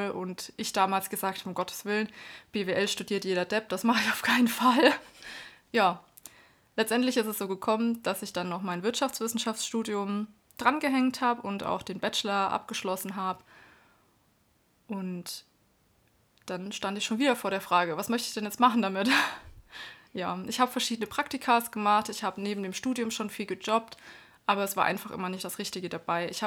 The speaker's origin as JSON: {"language": "German", "region": "Baden-Württemberg", "country": "Germany", "also_born_or_lived": "Erlangen", "moved": "as an adult", "lives_now": "Nuremberg, Germany", "said": "Ich komme ursprünglich aus Bad württemberg bin 2010 nach Erlangen gezogen und seit 2013 dann in Nürnberg."}